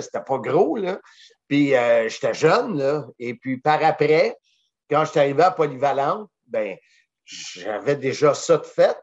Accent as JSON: {"language": "French", "town": "Salaberry-de-Valleyfield", "region": "Quebec", "country": "Canada", "moved": "yes", "lives_now": "Blainville, Canada", "said": "je viens de Valleyfield"}